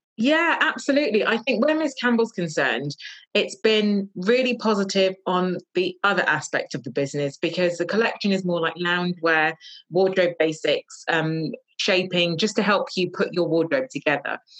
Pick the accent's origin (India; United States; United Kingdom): United Kingdom; London; moved away as an adult; now in Northamptonshire, United Kingdom; I am from London. I moved to Northamptonshire about two years ago